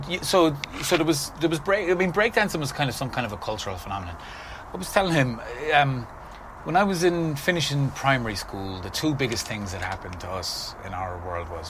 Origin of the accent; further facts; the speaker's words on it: Limerick, Munster, Ireland; moved away as an adult; also born or lived in San Francisco; now in Los Angeles, United States; I grew up in Limerick, grew up in Park, basically grew up out the Dublin Road